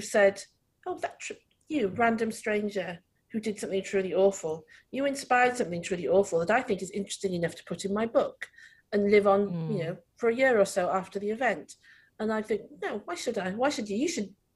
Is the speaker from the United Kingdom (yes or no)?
yes; Wales, United Kingdom; accent: Welsh; When I get angry, it's super Welsh